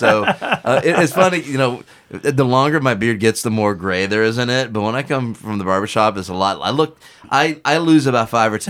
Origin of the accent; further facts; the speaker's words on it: Northeast Ohio, United States; when I grew up in Northeast Ohio